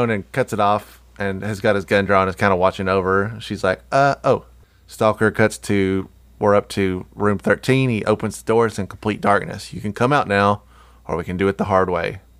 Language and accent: English; New Jersey, United States; I did this all the time when I was growing up in Jersey.